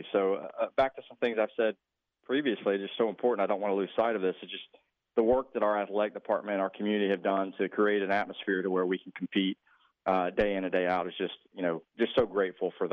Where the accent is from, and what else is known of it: Georgia, United States; born or raised there; now in Texas, United States